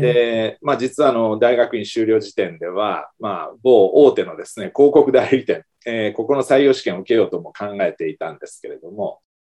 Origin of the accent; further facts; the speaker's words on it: Kumamoto, Japan; now in Fukuoka, Japan; 私の生まれ育った実家がある熊本県